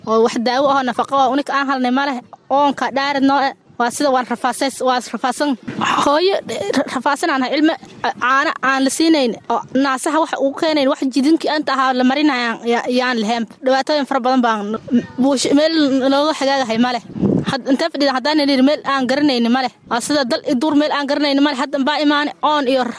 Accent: Somalia; moved away as an adult; now in Buulobakti displacement camp, Somalia; waxaan ka yimid wareegta

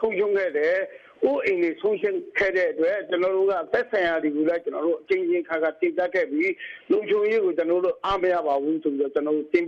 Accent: Rakhine State, Myanmar

